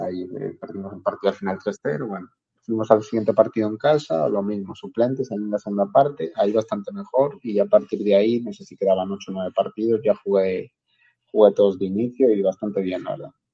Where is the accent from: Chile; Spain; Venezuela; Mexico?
Spain; Cubillos del Sil, Castile and León; moved away as an adult; also born or lived in Gijón, Asturias / Iceland; nací en Cubillos del Sil, que es un pueblecito que está al lado de la ciudad de Ponferrada, en la comarca del Bierzo